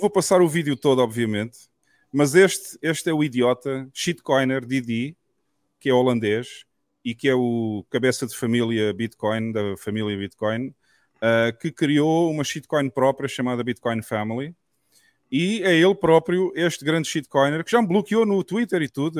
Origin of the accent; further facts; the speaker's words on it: south of Portugal, Portugal; eu sou do sul de Portugal, portanto conheço bem esta zona aqui